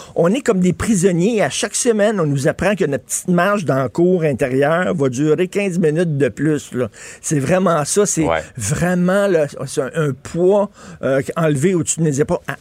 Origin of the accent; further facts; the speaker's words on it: Montreal, Quebec, Canada; en tant que Montréalais